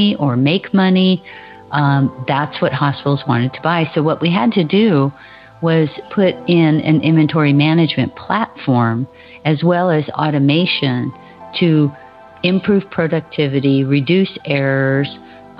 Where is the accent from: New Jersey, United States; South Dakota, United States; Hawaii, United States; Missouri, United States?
Hawaii, United States; I was born and raised in Hawaii, and I'm the last of 10 children. So I grew up on the beach